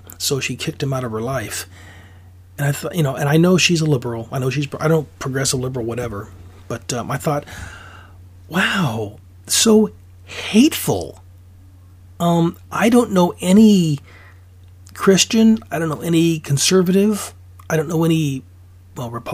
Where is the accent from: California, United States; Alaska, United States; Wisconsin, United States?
Alaska, United States; now in Oregon, United States; I'm originally from Alaska, so I know what cold feels like